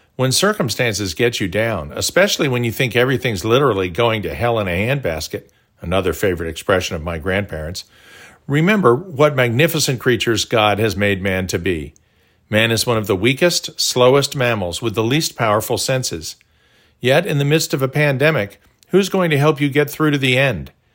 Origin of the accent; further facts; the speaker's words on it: Tulsa, Oklahoma, United States; our brick walls growing up in Tulsa.